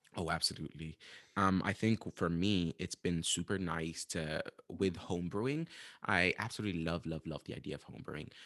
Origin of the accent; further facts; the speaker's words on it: Sudan; moved away as an adult; also born or lived in United States; I am from Sudan, Northeast Africa, where I'm currently back again